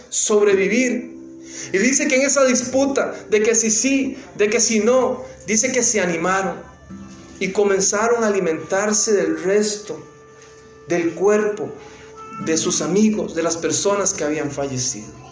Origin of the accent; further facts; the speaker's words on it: Costa Rica; now in New Jersey, United States; De Costa Rica, el país del pura vida.